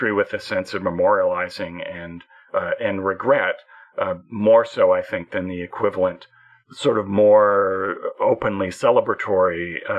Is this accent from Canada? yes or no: yes; Canada; whatever else is going on, whatever else happened today, I'm Canadian.